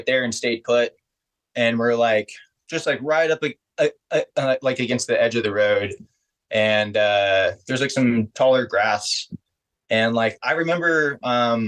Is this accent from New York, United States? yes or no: no; Converse, Texas, United States; I grew up in Converse, Texas, which is the suburbs of San Antonio